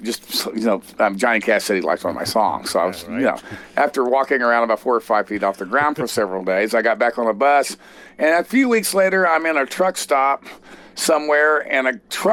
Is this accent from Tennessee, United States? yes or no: no; Texas, United States; I grew up in Texas, and I grew up with a lot of danceable country music